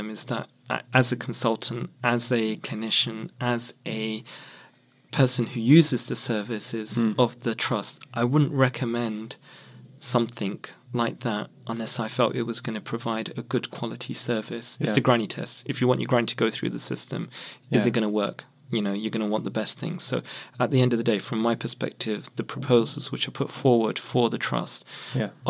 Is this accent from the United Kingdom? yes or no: yes; London, United Kingdom; I actually was born and brought up in Merton